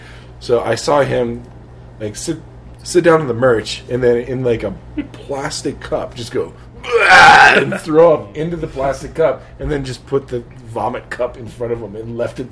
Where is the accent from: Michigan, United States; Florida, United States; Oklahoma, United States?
Michigan, United States; Muskegon; my hometown of Muskegon, Michigan.